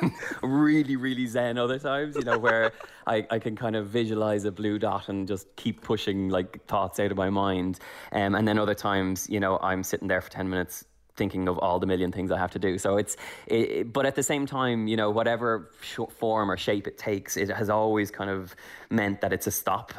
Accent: Ireland; moved away as an adult; also born or lived in Los Angeles; as an Irish person

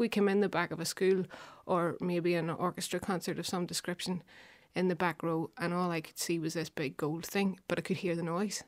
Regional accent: Belfast, Northern Ireland, United Kingdom; I'm from West Belfast, Anderson Town

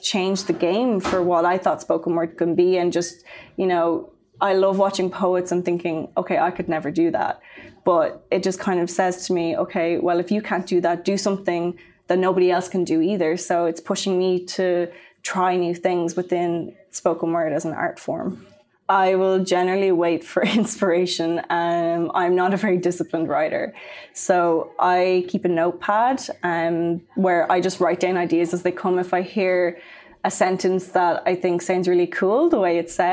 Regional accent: Maynooth, County Kildare, Ireland; also born or lived in Dublin; I grew up in Maynooth in Kildare

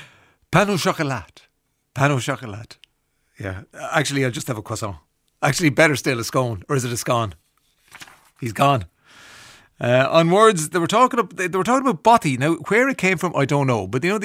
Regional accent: Ireland; Yeah, well, because we're Irish, you know, and you go up and you don't know who's behind the counter

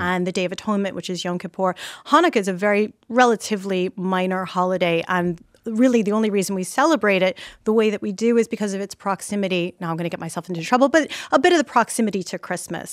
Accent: New York, United States; now in Ireland; born and raised in Brooklyn, New

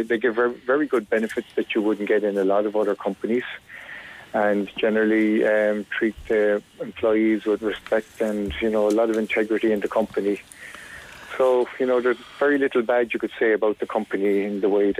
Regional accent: Shannon, Munster, Ireland; I'm living in Shannon all my life. My parents came to Shannon in the late 60s

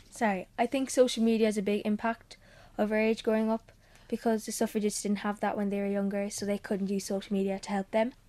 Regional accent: Cork, Munster, Ireland; I'm fourteen and I'm from Cork

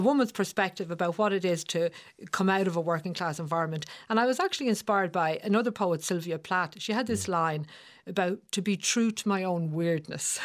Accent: Dublin, Leinster, Ireland

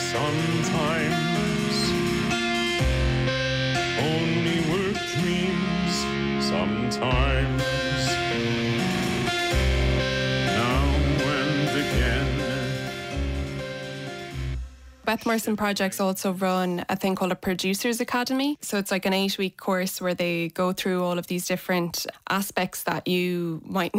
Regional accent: Athlone, Leinster, Ireland; I'm from Athlone

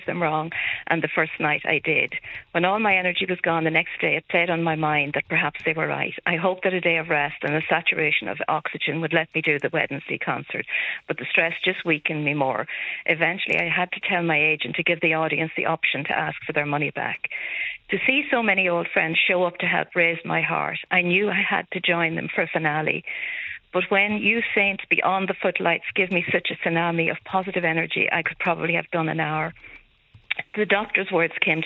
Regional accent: Monaghan, Ulster, Ireland; also born or lived in Donnycarney, Dublin; now in Dublin, Ireland; I'm actually from Monaghan

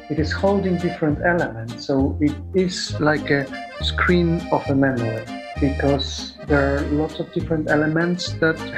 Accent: Poland; now in West Cork, Ireland; I come originally from Poland. I speak Polish and English.

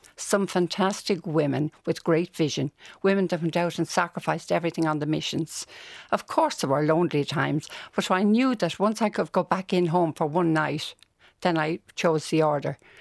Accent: Dublin, Leinster, Ireland; I grew up in Walkinstown.

